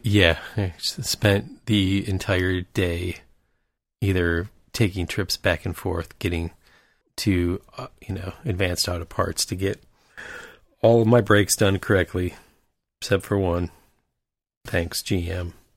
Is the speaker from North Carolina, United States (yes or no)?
no; Michigan, United States; moved away; We're from Michigan.